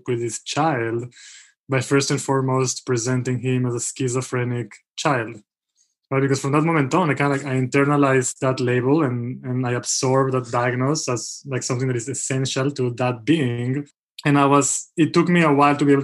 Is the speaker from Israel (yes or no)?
yes; Israel; moved away; also born or lived in Mexico; I grew up in Israel, by the way. So I'm Israeli and Mexican. But I grew up most of my formative years in Israel, and I went to university there.